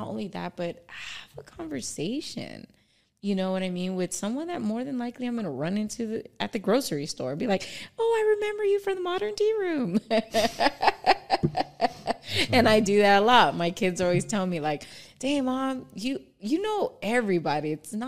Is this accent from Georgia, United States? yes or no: no; Palmdale, California, United States; "Oh, I'm from Palmdale." You know, so proud.